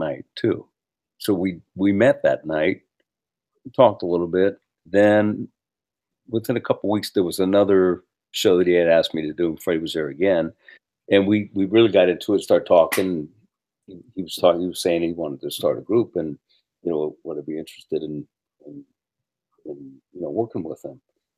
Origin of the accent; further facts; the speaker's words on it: San Francisco, California, United States; also born or lived in New York / Los Angeles; I was born and raised here in San Francisco proper